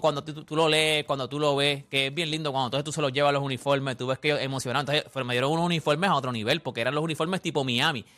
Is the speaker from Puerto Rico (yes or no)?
yes; Canóvanas, Puerto Rico; yo soy de Villas de Loiza nacido y criado en Villas de Loiza ya, no vivo en Villas, pero soy de Villas de Loiza